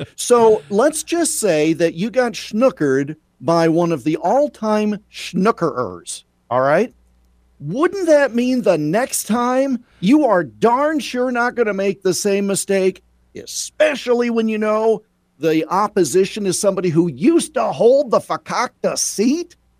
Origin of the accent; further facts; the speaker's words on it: Iowa, United States; as a native Iowan and a huge honk for my home state